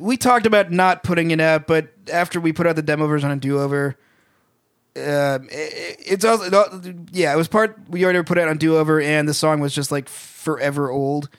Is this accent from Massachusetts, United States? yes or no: yes; Massachusetts, United States; we're from Massachusetts.